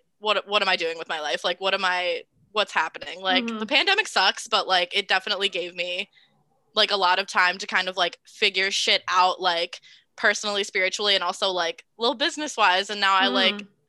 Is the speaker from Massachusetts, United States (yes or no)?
yes; Massachusetts, United States; moved away as an adult; now in Providence, United States; I'm actually from Massachusetts as well as Emily